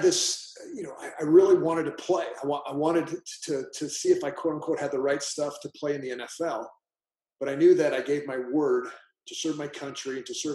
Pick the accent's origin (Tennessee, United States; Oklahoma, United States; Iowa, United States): Iowa, United States; moved away as an adult; now in Dallas, United States; I grew up in the Midwest. I'm a farm boy from Iowa.